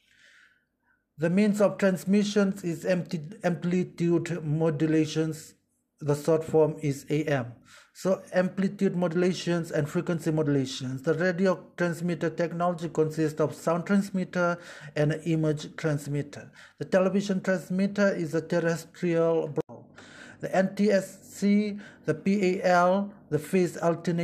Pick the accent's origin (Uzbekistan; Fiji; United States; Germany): Fiji; moved away as an adult; now in Yogyakarta, Indonesia; I am from the Republic of Fiji.